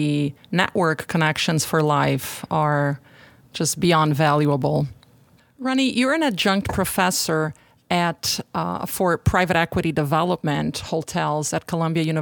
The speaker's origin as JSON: {"language": "English", "country": "Brazil", "tie": "born or raised there", "said": "when I was growing up in Brazil"}